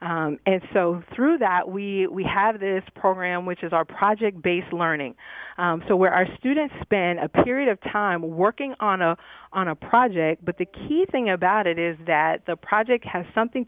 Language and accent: English; New York, United States; now in Dallas, United States; I'm a New Yorker